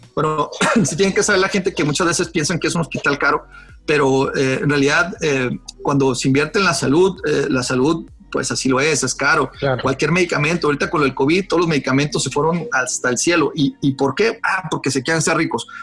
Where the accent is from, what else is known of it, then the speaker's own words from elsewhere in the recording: Mexicali, Baja California, Mexico; also born or lived in Guadalajara; yo realmente nací en Guadalajara, pero yo soy un cachanilla eh, armado en el, sur y exportado al norte. O sea, yo nací en Guadalajara porque mi papá estaba haciendo la especialidad de Guadalajara, en Guadalajara, pues mi mamá también era de Guadalajara, pues, nací ahí, pero rápido me vine para acá